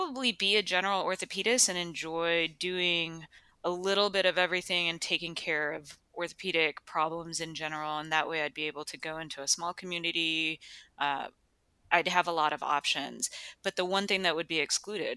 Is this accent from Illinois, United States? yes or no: yes; Chicago, Illinois, United States; moved away as an adult; also born or lived in Rochester, Minnesota / Virginia; now in Durham, United States; I was actually born and raised in Chicago and the surrounding suburbs